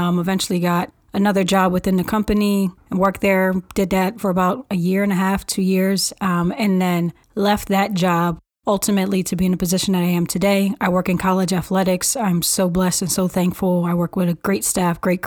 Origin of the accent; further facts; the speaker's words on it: Philadelphia, Pennsylvania, United States; I was born and raised in North Philadelphia by a single parent